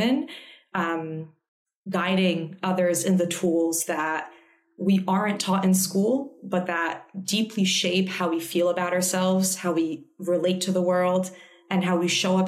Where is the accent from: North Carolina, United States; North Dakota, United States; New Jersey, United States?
New Jersey, United States; moved away as an adult; also born or lived in Manhattan; now in Australia; I am Polish American, first generation in America, born and raised in New Jersey.